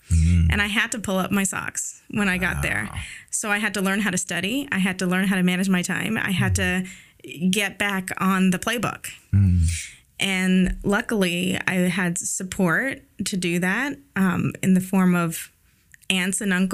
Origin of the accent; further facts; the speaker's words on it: Ottawa, Ontario, Canada; I was born and raised in Nepean, Ontario, Canada, which is a small suburb of Ottawa, which is the capital of Canada.